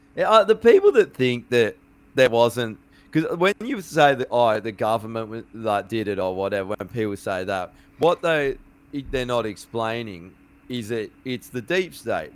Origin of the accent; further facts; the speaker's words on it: Australia; proud of being fucking Australian